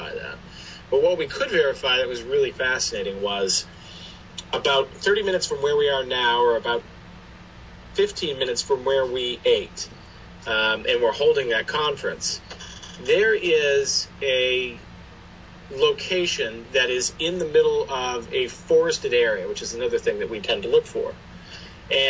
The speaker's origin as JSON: {"language": "English", "region": "New Hampshire", "country": "United States", "said": "where we are from New Hampshire"}